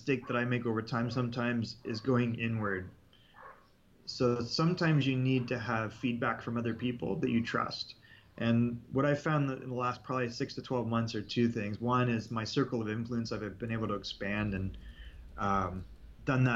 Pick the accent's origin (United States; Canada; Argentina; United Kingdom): Canada; I'm Canadian